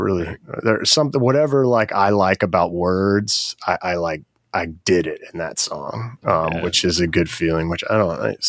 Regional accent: Baton Rouge, Louisiana, United States; I grew up in Baton Rouge, Louisiana, correct. Okay. Born there.

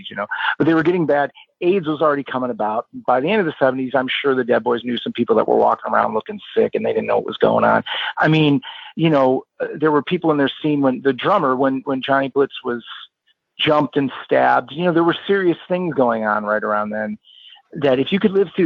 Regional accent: Cleveland, Ohio, United States; growing up in Cleveland

